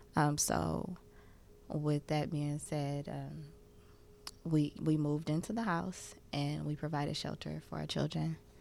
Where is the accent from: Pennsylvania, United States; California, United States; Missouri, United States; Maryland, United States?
California, United States; Oakland; growing up in Oakland